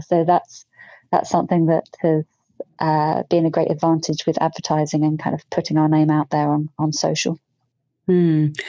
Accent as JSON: {"language": "English", "town": "Brighton", "region": "South East England", "country": "United Kingdom", "tie": "born or raised there", "said": "I grew up in Brighton"}